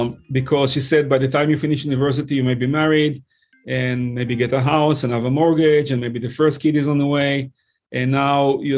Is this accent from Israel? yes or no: yes; Israel; English is a second language; moved away as an adult; also born or lived in New York, United States; now in North Carolina, United States; I was born and raised in Israel, served in the Navy over there.